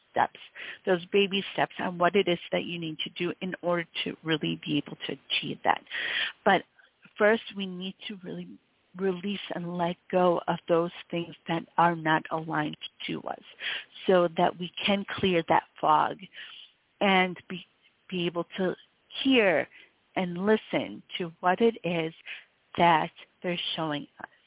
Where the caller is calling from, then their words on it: Michigan, United States; Hi, and I'm calling from Michigan.